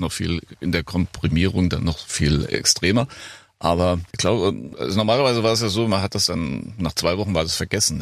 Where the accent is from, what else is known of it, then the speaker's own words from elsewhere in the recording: Frankfurt am Main, Hesse, Germany; now in Bad Camberg, Germany; Ich bin Frankfurter, Frankfurt-Main und bin jetzt dann natürlich auf so ein kleines Örtchen im Taunus gezogen, Bad mhm. Camberg